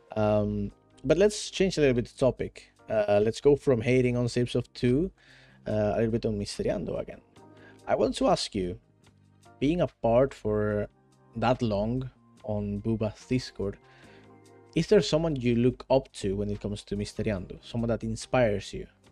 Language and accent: English; Venezuela; now in Netherlands; I live in Netherlands right now, although I am from Venezuela